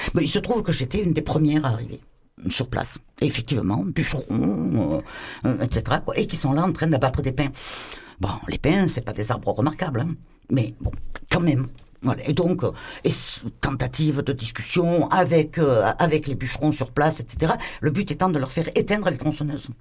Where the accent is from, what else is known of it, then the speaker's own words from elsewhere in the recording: Marseille, Provence-Alpes-Côte d'Azur, France; En tant que Marseillais, vraiment de base